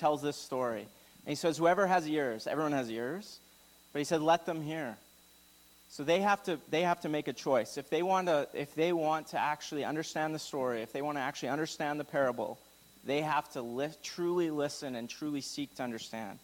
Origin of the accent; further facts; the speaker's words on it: Alberta, Canada; I'm from Alberta